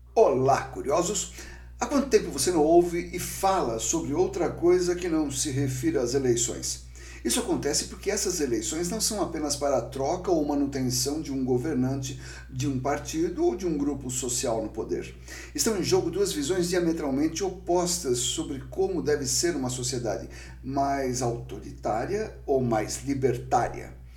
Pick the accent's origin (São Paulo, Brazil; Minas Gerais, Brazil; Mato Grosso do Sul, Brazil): São Paulo, Brazil; São Vicente; São Vicente, cidade aqui de São Paulo, primeira cidade do Brasil e minha cidade natal